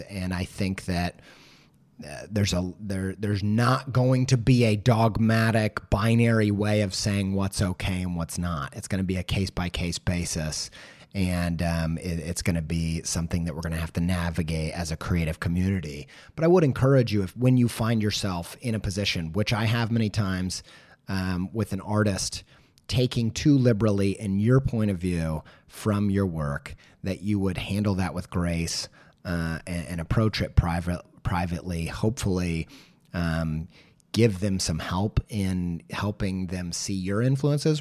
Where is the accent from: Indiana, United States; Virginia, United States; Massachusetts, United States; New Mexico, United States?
Indiana, United States; I'm from Indiana